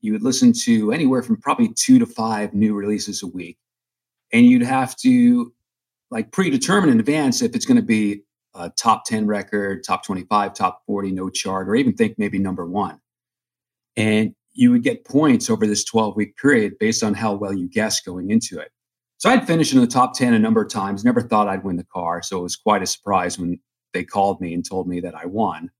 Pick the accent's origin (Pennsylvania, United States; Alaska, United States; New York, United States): New York, United States; Long Island; moved away as an adult; also born or lived in Vermont / Omaha / Portland; I grew up in New York on Long Island